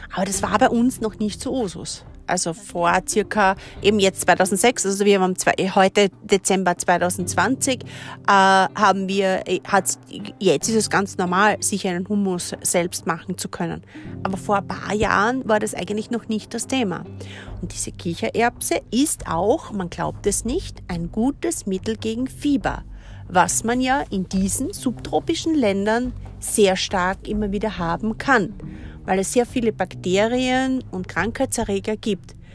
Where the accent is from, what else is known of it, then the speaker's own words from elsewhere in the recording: Austria; bei uns in Österreich